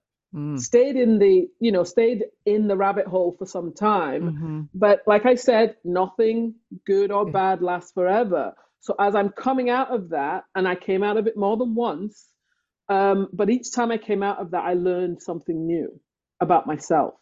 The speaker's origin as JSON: {"language": "English", "region": "England", "country": "United Kingdom", "tie": "born or raised there", "moved": "as an adult", "lives_now": "Canada", "said": "I was born in England. I grew up in England"}